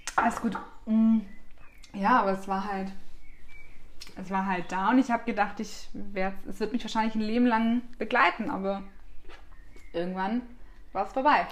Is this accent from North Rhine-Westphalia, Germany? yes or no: no; Black Forest, Baden-Württemberg, Germany; now in Munich, Germany; wie man bei uns zu Hause im Schwarzwald sagt